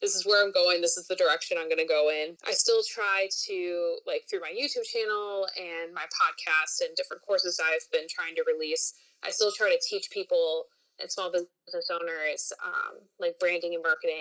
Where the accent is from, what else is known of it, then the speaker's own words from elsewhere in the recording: Wisconsin, United States; moved away as an adult; also born or lived in Nashville, Tennessee; now in Orlando, United States; I grew up in Wisconsin.